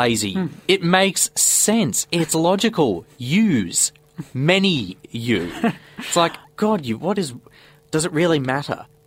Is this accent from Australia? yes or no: yes; Australia; I'm an Australian.